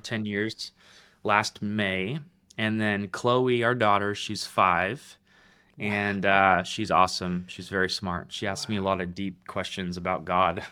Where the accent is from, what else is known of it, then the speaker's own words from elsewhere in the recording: Roseville, California, United States; moved away as an adult; now in Middle Tennessee, United States; I'm from Roseville, California